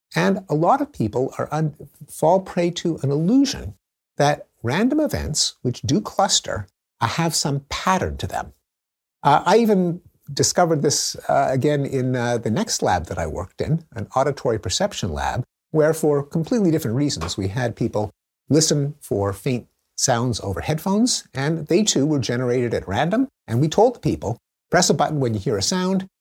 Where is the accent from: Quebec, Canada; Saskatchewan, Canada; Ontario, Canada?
Quebec, Canada; Montreal; I grew up in Montreal, in the English-speaking community